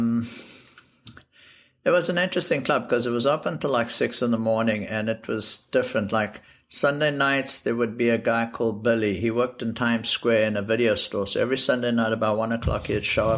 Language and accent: English; Johannesburg, Gauteng, South Africa; moved away as an adult; also born or lived in Europe; now in New York, United States; I grew up in South Africa, Johannesburg, and I went to school there. And I left South Africa when I was about 19